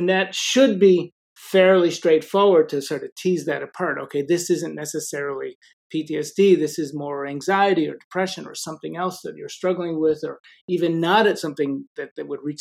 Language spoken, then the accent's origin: English; Chicago, Illinois, United States; I grew up in Chicago